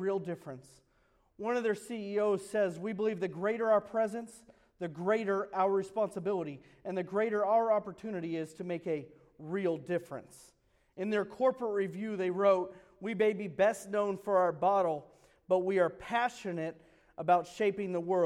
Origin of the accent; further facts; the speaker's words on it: United States; I grew up in America